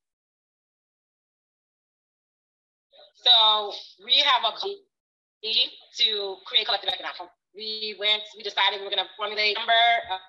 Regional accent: United States; And even as an American, we are still all impacted by the same things that happen in this country.

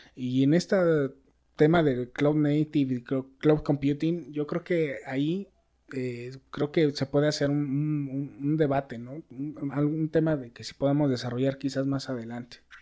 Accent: Mexico; la mentalidad que tenemos nosotros. No quiero decir como mexicanos

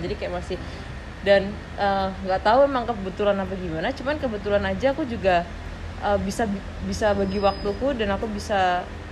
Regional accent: Indonesia; aku dari Indonesia

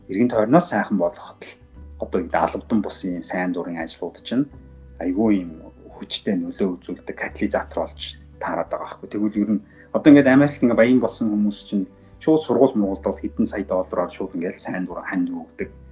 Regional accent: Ulaangom, Uvs, Mongolia; moved away as an adult; also born or lived in Japan / United States; би нөгөө ус аймгийн улаан төрж өссөн

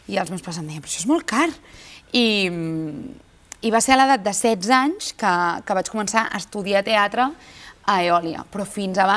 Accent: Badalona, Catalonia, Spain; és casa meva, perquè jo sóc de Badalona

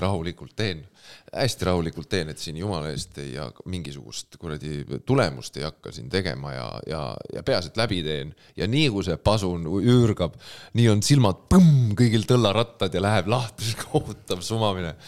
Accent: Pärnu, Pärnu County, Estonia; ma olen pärnakas

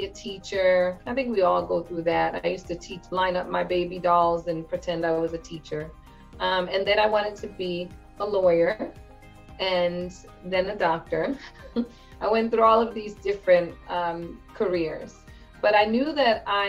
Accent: Bayonne, New Jersey, United States; I am a native of New Jersey. So, I grew up in Bayonne, New Jersey

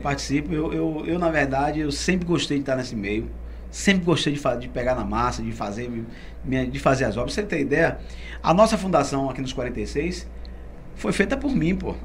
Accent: Salvador, Bahia, Brazil; nasci lá, nasci na maternidade de Sila Bobina e morei lá no alto da, no alto da, da Undina. É. No alto da Undina desde a minha infância

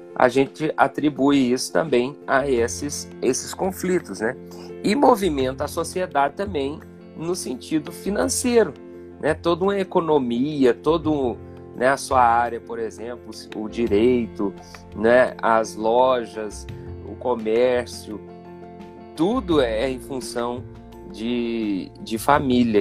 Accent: Divinópolis, Minas Gerais, Brazil; now in Campo Belo, Brazil; Eu sou daqui de Campo Belo, muita gente acha que eu não sou daqui, mas eu sou nascido aqui. É, só que bem novinho, né? Meu pai se mudou para Divinópolis, ali a gente ficou naquela região ali.

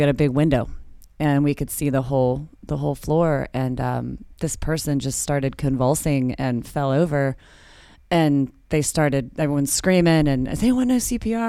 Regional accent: Orlando, Florida, United States; From my hometown of Orlando.

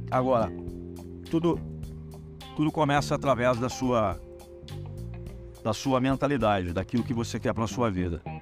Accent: Brazil; Eu sou brasileiro, não necessariamente eu preciso compactuar com que 90% dos brasileiros fazem.

